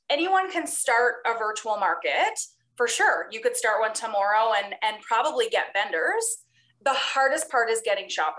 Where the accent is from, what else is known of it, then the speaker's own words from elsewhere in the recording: Newfoundland and Labrador, Canada; now in Calgary, Canada; I'm from Newfoundland originally